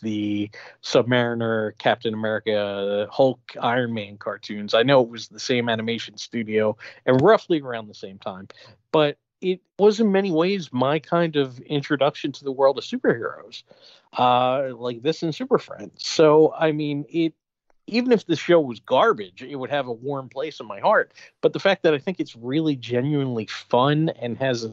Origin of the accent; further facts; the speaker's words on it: Philadelphia, Pennsylvania, United States; I grew up in Philadelphia